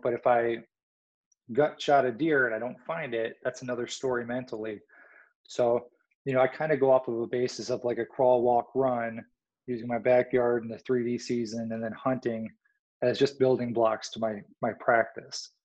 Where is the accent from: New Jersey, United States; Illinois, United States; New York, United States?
Illinois, United States; I grew up in Illinois.